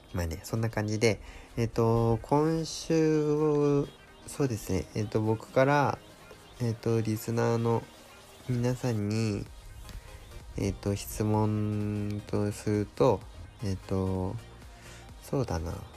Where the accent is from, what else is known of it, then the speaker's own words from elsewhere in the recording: Saitama, Japan; now in Yamanashi, Japan; 自分の地元の方埼玉とか東京とかそっちの方